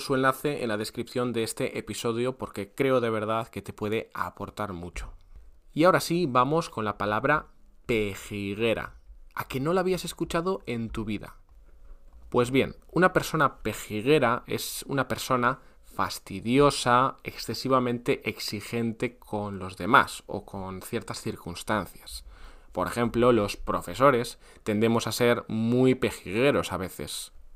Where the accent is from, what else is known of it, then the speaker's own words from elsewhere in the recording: northern Spain, Spain; yo, que soy del norte de España